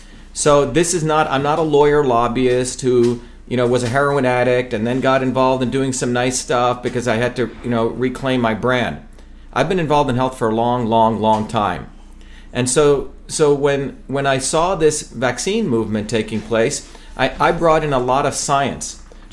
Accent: New Jersey, United States; also born or lived in India; now in Massachusetts, United States; I was from New Jersey, working class kid.

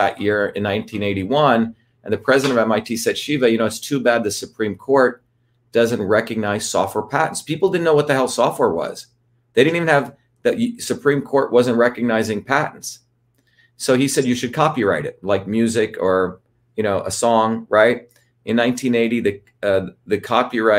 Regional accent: New Jersey, United States; born or raised there

